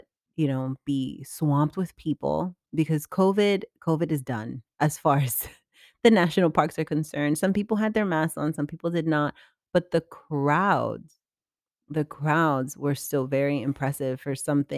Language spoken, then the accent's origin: English; New York, United States; But as a New Yorker